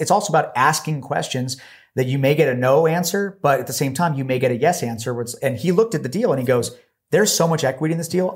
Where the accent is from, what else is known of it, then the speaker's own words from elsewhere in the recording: Los Angeles, California, United States; moved away; also born or lived in Washington; I was actually from Los Angeles